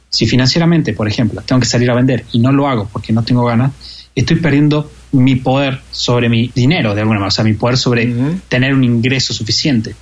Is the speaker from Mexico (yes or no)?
no; Argentina; como argentino